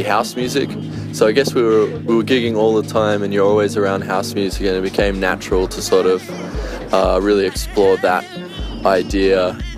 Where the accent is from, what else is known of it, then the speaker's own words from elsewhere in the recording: Vanuatu; Well, I grew up in Vanuatu in the islands in the South Pacific, and I think it's a community-based living, it's more community-based and community-focused